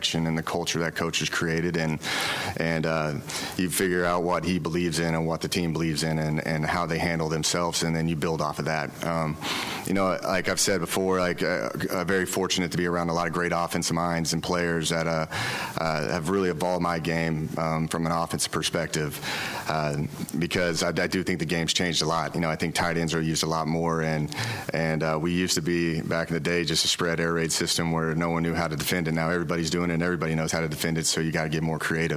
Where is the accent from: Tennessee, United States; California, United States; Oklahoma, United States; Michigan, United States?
Oklahoma, United States; now in Waco, United States; I'm from Oklahoma